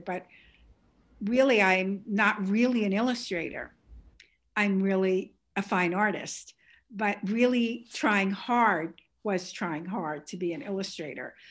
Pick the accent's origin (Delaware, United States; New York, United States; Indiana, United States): New York, United States; New York City; accent: Bronx; this is a Bronx accent, beautiful Bronx accent